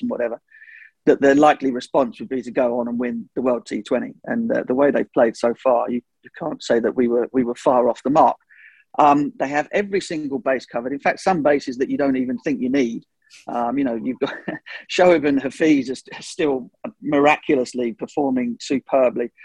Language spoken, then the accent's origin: English; England, United Kingdom; as an Englishman